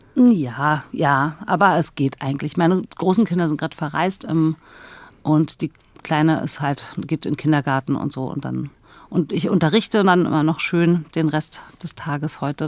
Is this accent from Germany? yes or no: yes; Berlin, Germany; ich bin ja in Berlin groß geworden mit zwei Schwestern und mit meiner Mutter